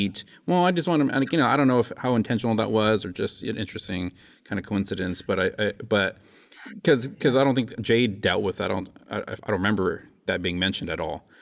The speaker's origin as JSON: {"language": "English", "country": "United States", "tie": "born or raised there", "said": "I was raised in the States."}